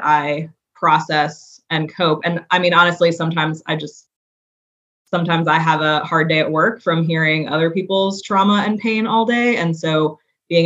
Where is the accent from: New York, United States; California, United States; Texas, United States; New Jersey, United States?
New York, United States; New York City; now in Chattanooga, United States; I grew up in New York City.